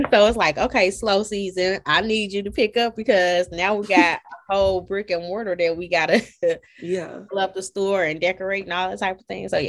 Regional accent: Chicago, Illinois, United States; I'm from Chicago, so I'm like, man, this ain't Atlanta food is nothing like back home.

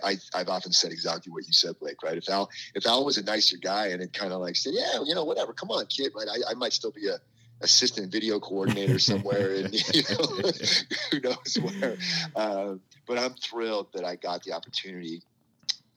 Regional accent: Northern California, United States; also born or lived in Wheaton, Illinois / Boston; I grew up in California

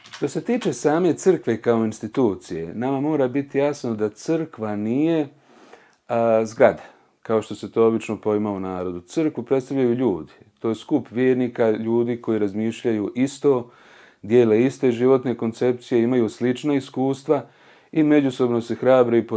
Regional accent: Prijedor, Republika Srpska, Bosnia & Herzegovina; sa ovom godinom sam napunio evo, već 40 godina, porijeklom sam iz Prijedora, iz porodice ljudi koji su sa majčine strane uglavnom svi prosvjetni radnici.

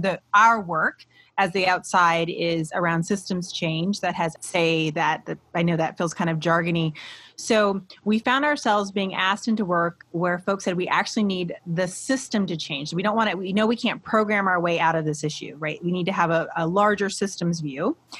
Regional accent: Midwest, United States; also born or lived in Iowa / Columbus, Ohio; being a Midwesterner, right? I have lived in Iowa and Ohio. Those are the only two places I've ever lived in my whole life

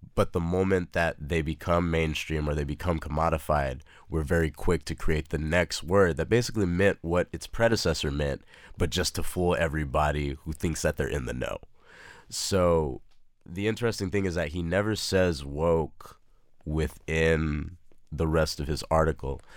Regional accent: El Paso, Texas, United States; moved away as an adult; also born or lived in Austin, Texas; now in Brooklyn, New York, United States; Born and raised in El Paso, Texas, lived there for eighteen years of my life, and then moved up here to Austin for U T Austin

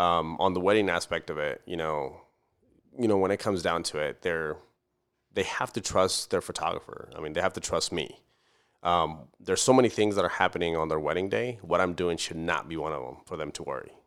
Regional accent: Camargo, Chihuahua, Mexico; born or raised there; now in Fort Worth, United States

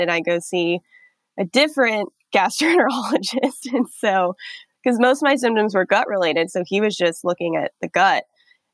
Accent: Nevada, United States; moved away as an adult; now in New York, United States; I'm from Nevada. I'm from the desert. So I had moved to New York in 2015

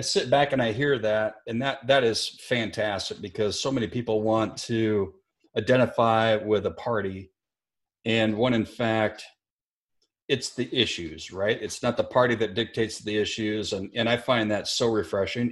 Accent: Elk Point, South Dakota, United States; moved away; it's no little podunk town like where I grew up in Elk Point, South Dakota

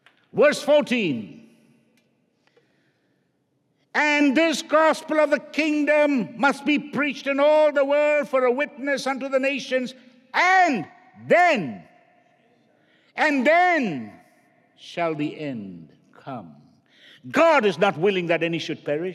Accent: India; now in United States; I grew up in India

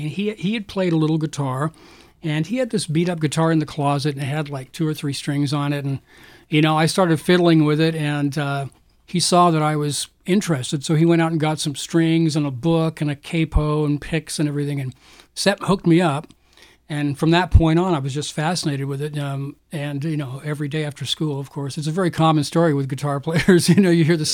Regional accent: Florida, United States; also born or lived in Canada; I grew up in Florida. I was actually born in Canada, but my family moved to Florida when I was really young

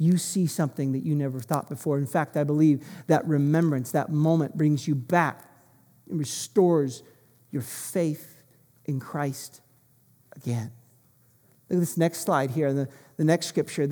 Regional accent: United States; moved away; I'm American

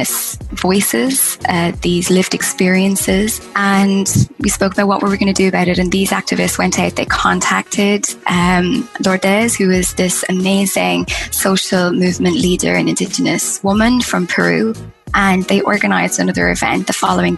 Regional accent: Ireland; I'm originally from Ireland

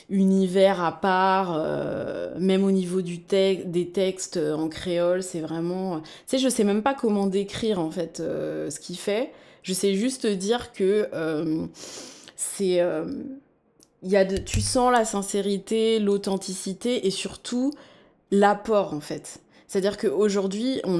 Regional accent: France; born there; puisque je suis née en France.

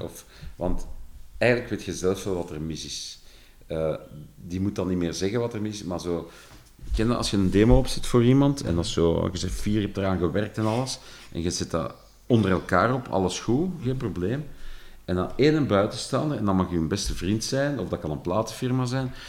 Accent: Flanders, Belgium; accent: verkavelingsvlaams; als Vlaming die meestal een heel rare relatie met zijn eigen taal heeft

